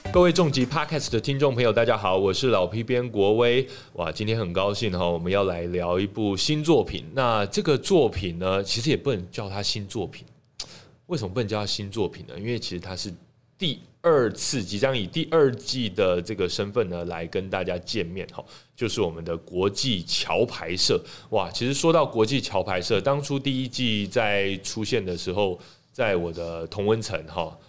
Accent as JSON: {"language": "Chinese", "country": "Taiwan", "said": "身为台湾人"}